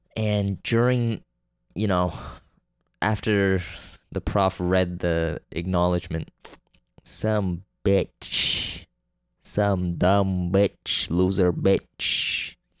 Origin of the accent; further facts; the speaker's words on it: Canada; I'm from Canada